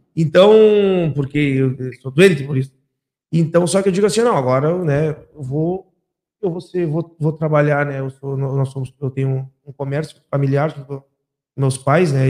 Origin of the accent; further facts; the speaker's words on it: Santana do Livramento, Rio Grande do Sul, Brazil; depois nós nos mudamos para o Prado, aqui para São da Gama, e eu vivo a minha vida inteira no Prado